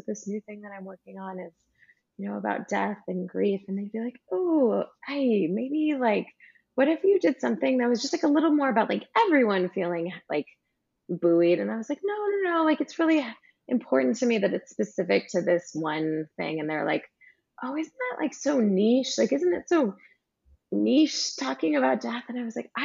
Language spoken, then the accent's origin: English; California, United States; I grew up in California on the beach